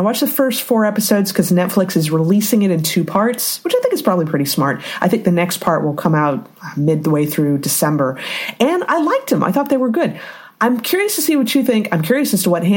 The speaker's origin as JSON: {"language": "English", "country": "United States", "said": "we're American"}